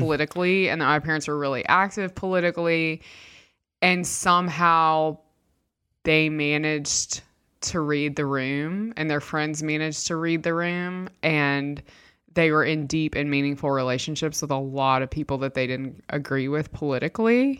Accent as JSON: {"language": "English", "country": "United States", "said": "I'm from America."}